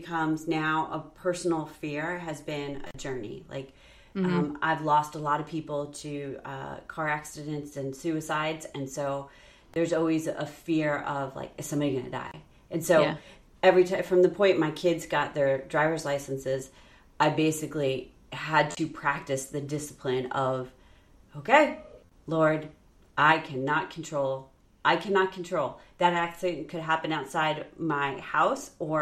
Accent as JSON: {"language": "English", "region": "New York", "country": "United States", "tie": "born or raised there", "also_born_or_lived": "Illinois", "said": "when we moved from Illinois to New York when I was in fourth grade going to fifth grade"}